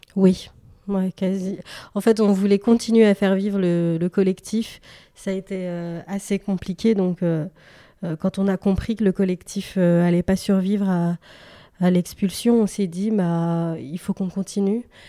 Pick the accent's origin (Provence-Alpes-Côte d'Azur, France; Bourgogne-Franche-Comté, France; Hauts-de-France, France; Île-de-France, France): Île-de-France, France; Paris; j'ai grandi à Paris une partie de, mon enfance, et puis à l'adolescence, j'ai déménagé en banlieue.